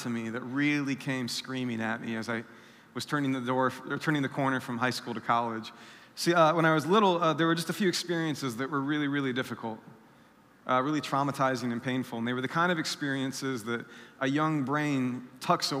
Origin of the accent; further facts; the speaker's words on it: South Bend, Indiana, United States; I'm from South Bend, Indiana. I grew up there most of my life